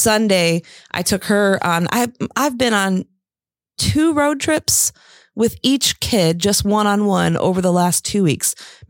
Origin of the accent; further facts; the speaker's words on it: Chicago, Illinois, United States; now in Indiana, United States; We're all from Chicago